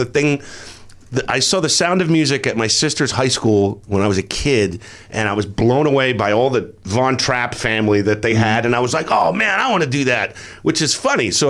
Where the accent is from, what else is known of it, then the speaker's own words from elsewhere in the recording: New Jersey, United States; I grew up in New Jersey